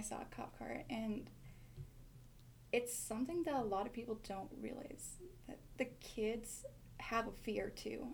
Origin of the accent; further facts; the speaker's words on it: Ronan, Montana, United States; I am from Ronan, Montana